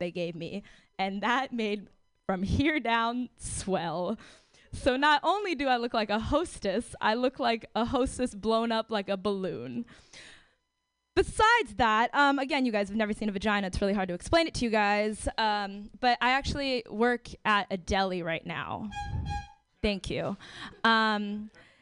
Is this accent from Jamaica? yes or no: no; San Francisco, California, United States; I'm born and raised in San Francisco